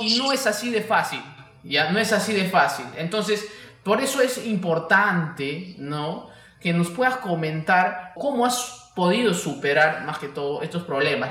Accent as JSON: {"language": "Spanish", "region": "Peruvian Amazon", "country": "Peru", "accent": "charapa", "said": "los selváticos también somos un poco espontáneos"}